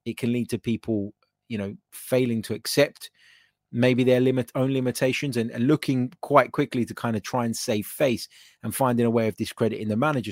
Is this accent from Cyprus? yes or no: yes; Cyprus; I'm from Cyprus